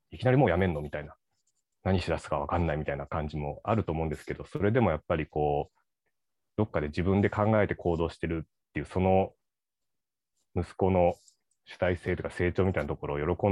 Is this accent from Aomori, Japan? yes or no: no; Ishikawa, Japan; moved away as an adult; 18歳で神戸の大学に入って、石川出身なんですけど、その時に、こう、自分の方言を強制してしまったことがあの本当にかっこつけた方を間違えたなって今思うっていうのがあって、なんか石川って、まあ、方言でまあなまってるんですけど